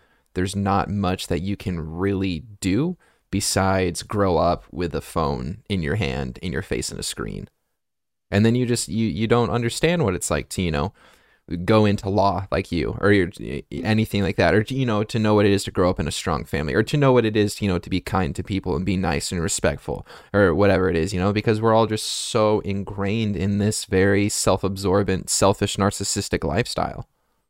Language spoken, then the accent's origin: English; United States